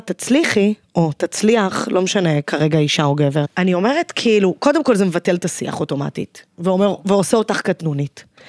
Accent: Zikhron Ya'akov, Haifa District, Israel; גדלתי בזיכרון, מרוקאית

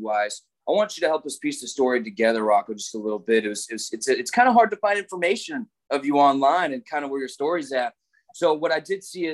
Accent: United States; as an American boy

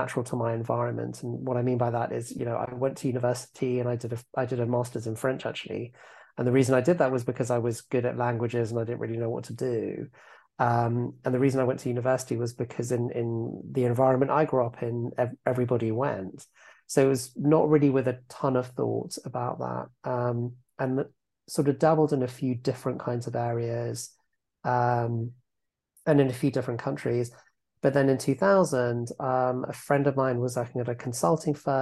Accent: Epsom, South East England, United Kingdom; moved away as an adult; also born or lived in Manhattan, New York; So I am now based back in my hometown of Epsom in Surrey, which is just outside London, probably about 20 miles. This is where I wasn't born here, but I grew up here

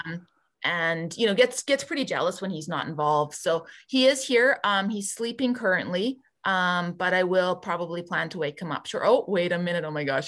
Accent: Barrhead, Alberta, Canada; moved away as an adult; now in Edmonton, Canada; I grew up in Barhead, born and raised, um, did all my K to twelve education there

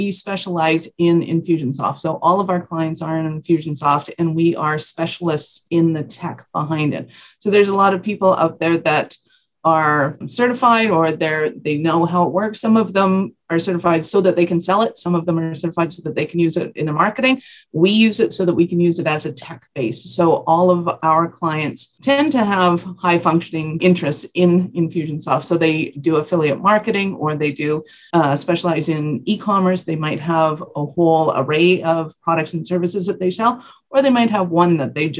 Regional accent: Calgary, Alberta, Canada; I am from Calgary, Alberta, Canada

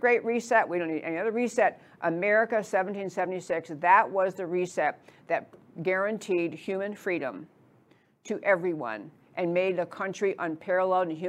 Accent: New York, United States; I grew up in New York, so I talk pretty fast.

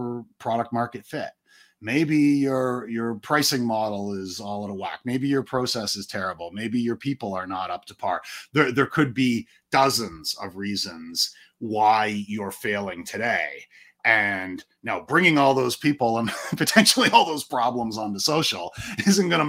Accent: Canada; I am Canadian

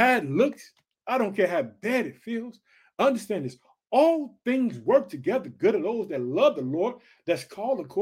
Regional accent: Illinois, United States; also born or lived in Chicago; in the state of Illinois, which is my home state. I reside in the city of Chicago.

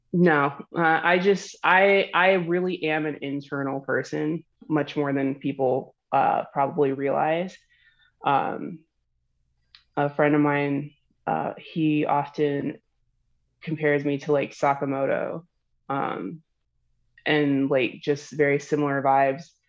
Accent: Florida, United States; I'm from Florida, so I'm from the South

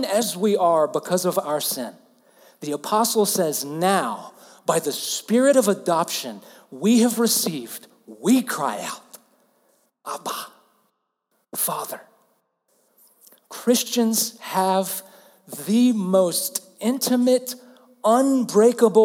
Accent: Alabama, United States; I'm from the southern U.S., I'm from Alabama

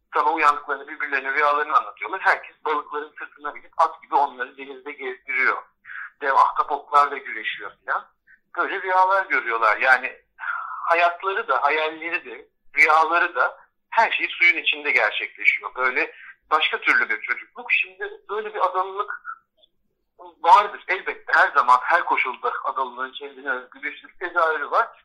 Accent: Bozcaada, Çanakkale, Turkey; bizim aile eski adalıların yeni olanlarından bile sayılabilir. Çünkü bizim adaya gelişimiz 1700'lerin sonuyla 1800'lerin başı arasında gerçekleşiyor

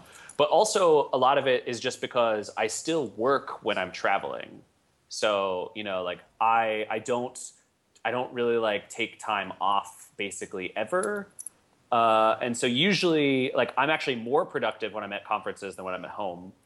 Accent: Pittsburgh, East Coast, United States; born or raised there; also born or lived in San Francisco

